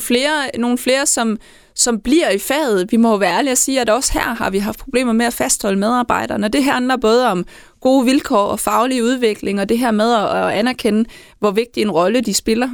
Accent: Southern Jutland, Southern Denmark, Denmark

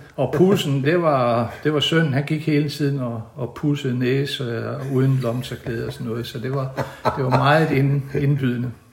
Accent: Hinnerup, Central Denmark Region, Denmark; now in Haderslev, Denmark; Jeg kommer fra, fra Midtjylland, øh, fra en stationsby, der hedder Hinderup, der ligger mellem Aarhus og Randers. og jeg boede, jeg, mine første 10 år boede jeg i en lille dalsænkning

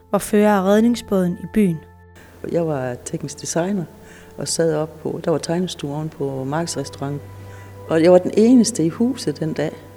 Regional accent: Lønstrup, North Denmark Region, Denmark; mit barndomshjem, det er lige over for, hvor alle folk stod og kiggede

